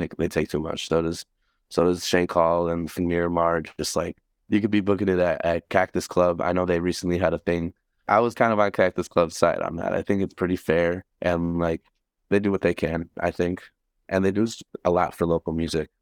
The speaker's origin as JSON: {"language": "English", "town": "Milwaukee", "region": "Wisconsin", "country": "United States", "tie": "born or raised there", "said": "I grew up in Bayview. I moved there when I was, like, eleven"}